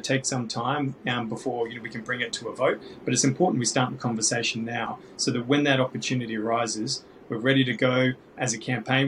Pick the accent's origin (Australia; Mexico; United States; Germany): Australia; Australians get a choice about who our head of state is